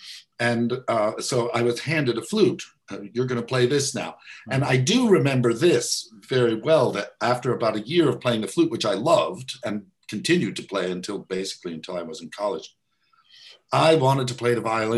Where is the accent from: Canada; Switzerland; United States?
United States; Elkhart, Indiana; where I grew up in Elkhart, Indiana